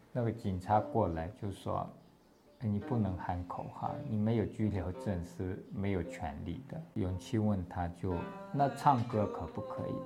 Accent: Tewo, Gansu, China; Chinese is a second language; moved away as an adult; also born or lived in India; now in Taiwan; 我的家乡在西藏的甘南别部

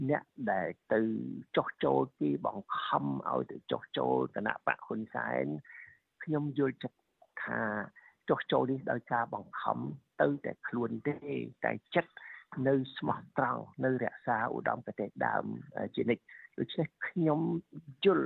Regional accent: Cambodia; moved away

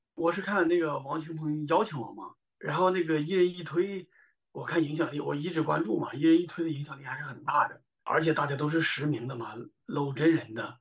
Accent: Chengdu, Sichuan, China; moved away as an adult; now in Los Angeles, United States; 我是从四川成都出来的

